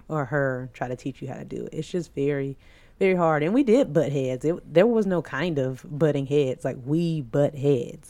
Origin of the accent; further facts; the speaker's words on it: the South, United States; we are from the South